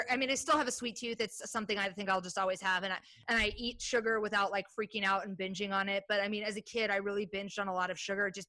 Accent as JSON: {"language": "English", "region": "Midwest", "country": "United States", "tie": "born or raised there", "said": "I grew up in the Midwest, but I was like, you know, I didn't go to school with a bunch of kids that got married at 18"}